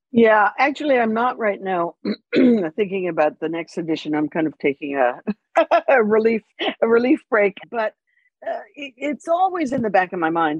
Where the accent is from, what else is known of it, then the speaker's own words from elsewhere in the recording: Canada; I'm Canadian